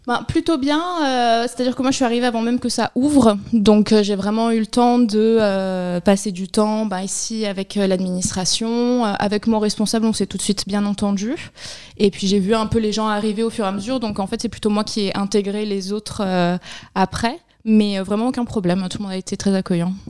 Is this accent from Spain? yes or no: yes; Barcelona, Catalonia, Spain; also born or lived in Pyrénées-Orientales, France / Mexico / Ecuador; now in Argelès-sur-Mer, France; je suis originaire de la région, mais j'ai grandi à Barcelone